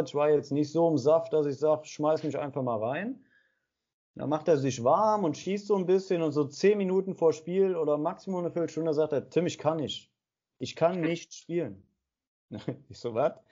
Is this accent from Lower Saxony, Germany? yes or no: no; Aachen, North Rhine-Westphalia, Germany; für mich war aber klar, ich bin Aachener, ich gehörte dazu, ich bin mit abgestiegen